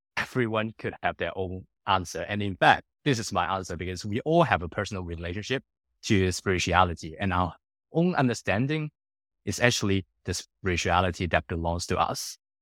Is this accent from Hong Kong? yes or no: yes; Hong Kong; moved away as an adult; also born or lived in United Kingdom / Singapore / Sydney, Australia; I born and grew up in Hong Kong for the first nineteen years of my life